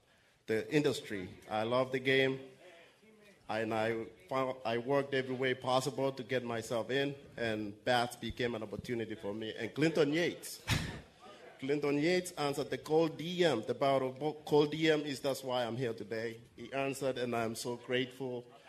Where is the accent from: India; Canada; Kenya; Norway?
Kenya; now in United States; I'm originally from Kenya myself